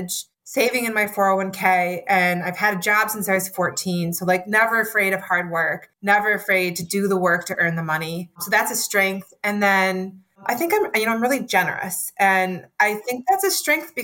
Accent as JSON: {"language": "English", "region": "Michigan", "country": "United States", "tie": "born or raised there", "also_born_or_lived": "Chicagoland area, Illinois", "said": "I was born in the Chicagoland area. I was raised in Michigan"}